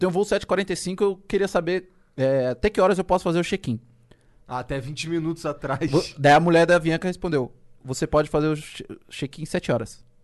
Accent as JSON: {"language": "Portuguese", "region": "Rio de Janeiro", "country": "Brazil", "said": "Eu moro aqui, eu sou do Rio. Pode confiar em mim."}